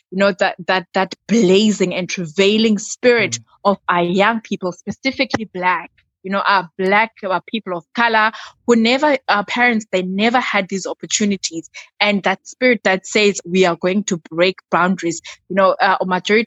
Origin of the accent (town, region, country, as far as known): South Africa